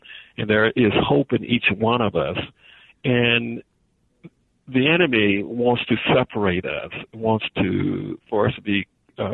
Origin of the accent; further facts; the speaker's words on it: the South, United States; when I grew up in the South.